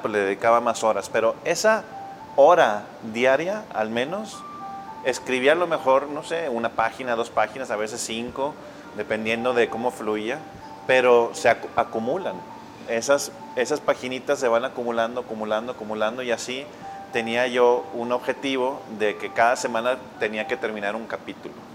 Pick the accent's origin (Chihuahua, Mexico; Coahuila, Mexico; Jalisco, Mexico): Coahuila, Mexico; Monclova; also born or lived in Monterrey; yo crecí en Monclova